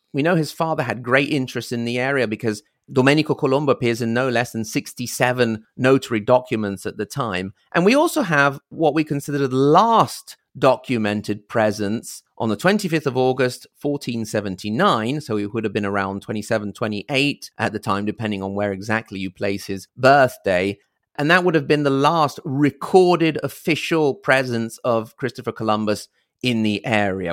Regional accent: Italy; also born or lived in Reggio Emilia, Italy / Virginia, United States; for us Italians

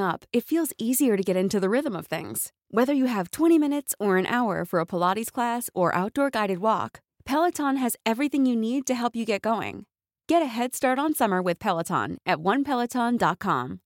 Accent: India; I'm an Indian entrepreneur

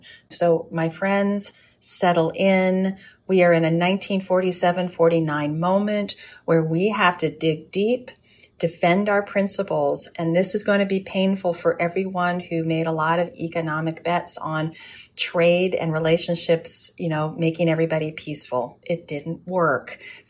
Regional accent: United States; because I'm an American and I'm positive and I will remain positive no matter what.

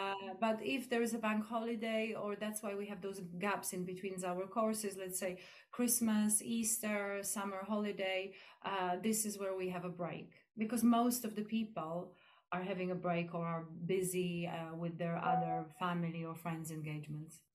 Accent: Poland; now in East Grinstead, United Kingdom; I'm from Poland

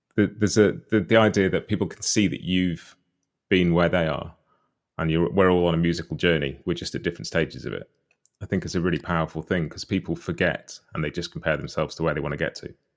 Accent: United Kingdom; a British guy who didn't grow up around bluegrass or much American music at first at all

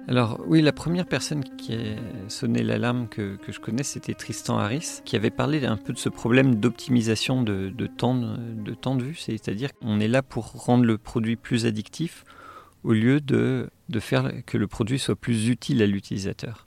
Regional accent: Saint-Étienne, Auvergne-Rhône-Alpes, France; moved away; also born or lived in Los Angeles; je suis né à Saint-Étienne

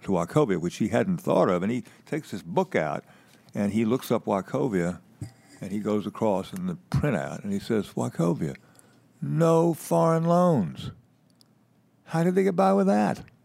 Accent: Winston-Salem, North Carolina, United States; Winston-Salem, where I'm from

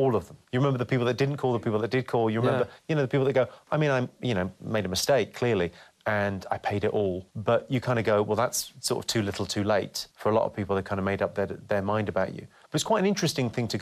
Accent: South East England, United Kingdom; also born or lived in Slough / Ireland; I speak and present myself in this way because I was raised and educated in the home counties.

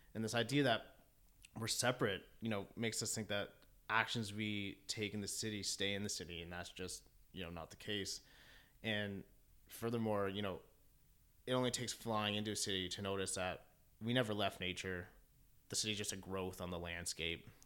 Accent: Keswick, Ontario, Canada; moved away as an adult; now in Toronto, Canada; I grew up in Keswick Ontario which is essentially 45 minutes north of Toronto

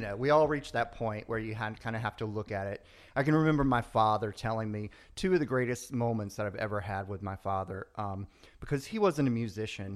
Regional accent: the South, United States; moved away; I grew up in the South, you know, it's, we were a tight family

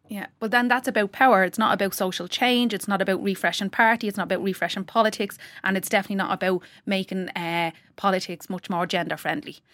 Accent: Tallaght, Leinster, Ireland; I'm from Talla and if someone on, in my estate does something, it's not reflective of me as a person from Talla

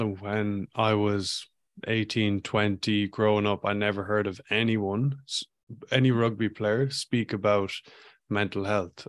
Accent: Ireland; moved away as an adult; also born or lived in Vancouver, Canada / Ballina, County Mayo; when I was growing up in Ireland

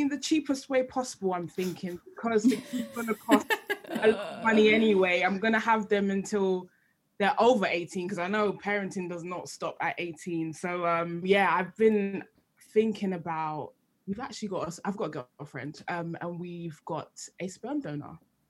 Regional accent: Ireland; Yeah, I'm Irish, don't exactly.

